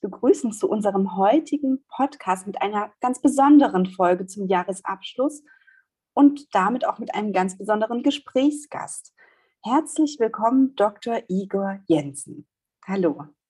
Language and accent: German; Saxony, Germany; meine Wahrnehmung als Sächsin